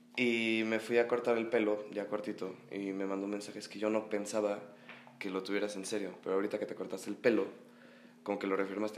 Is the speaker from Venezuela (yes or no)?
no; Mexico City, Mexico; Vengo del Edron Academy, mm. aquí en la Ciudad de México